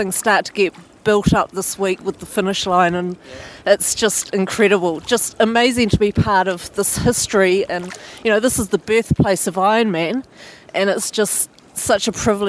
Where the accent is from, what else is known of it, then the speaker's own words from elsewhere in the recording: Christchurch, Canterbury, New Zealand; meeting people back from my hometown in Christchurch